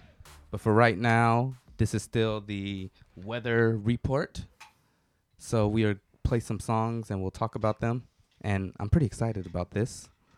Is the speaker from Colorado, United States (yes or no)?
no; Atlanta, Georgia, United States; you know, I'm from Atlanta.